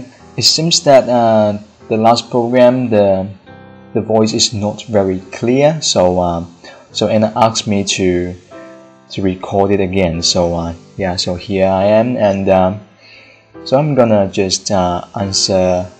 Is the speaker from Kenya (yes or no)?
no; China; English is a second language; I'm from China, and I'm now a sophomore student.